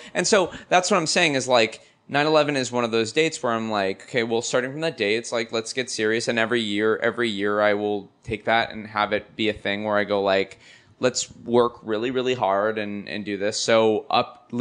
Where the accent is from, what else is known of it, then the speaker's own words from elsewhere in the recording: Los Angeles, California, United States; I'm a Valley kid